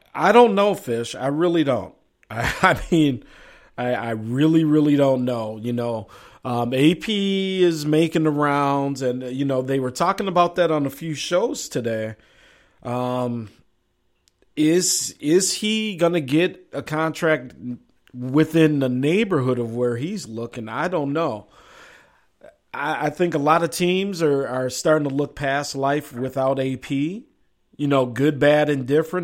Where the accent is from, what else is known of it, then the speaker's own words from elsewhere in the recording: Minnesota, United States; my hometown squad